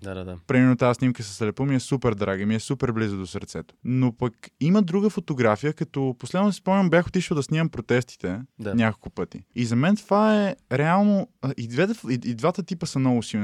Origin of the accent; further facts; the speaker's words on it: Sofia, Sofia City, Bulgaria; родния ми град, нали, София